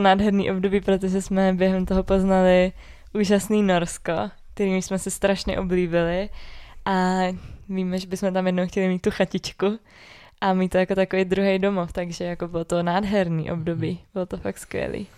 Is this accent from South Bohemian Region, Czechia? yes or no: no; Orlické hory, Hradec Králové Region, Czechia; also born or lived in Prague; i když jsme jakoby tady z Orlických hor oba dva